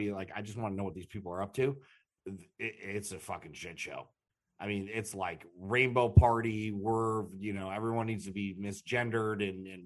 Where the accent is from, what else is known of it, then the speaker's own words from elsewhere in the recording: Chicago, Illinois, United States; also born or lived in Dallas, Texas / Fort Lauderdale, Florida; now in Minnesota, United States; I moved to Chicago, and I grew up in Chicago